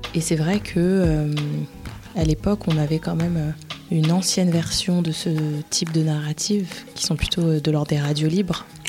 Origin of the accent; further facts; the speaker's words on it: Paris, Île-de-France, France; je suis née en France, je suis née à Paris